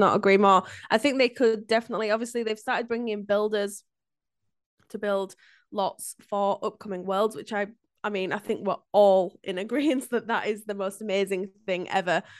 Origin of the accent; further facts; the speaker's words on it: Yorkshire and the Humber, United Kingdom; a Brit, like, a, a Yorkshire lass